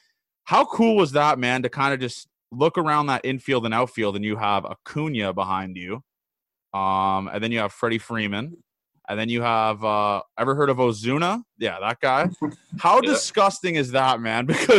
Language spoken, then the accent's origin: English; Canada; He's Canadian, I'm Canadian, and we just kind of get along.